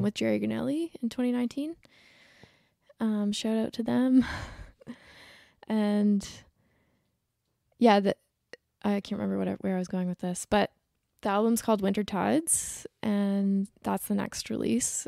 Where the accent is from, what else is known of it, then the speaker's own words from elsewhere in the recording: Ontario, Canada; moved away as an adult; now in Nova Scotia, Canada; I'm from Ontario, but I was living I haven't lived in Ontario in, like, thirteen years.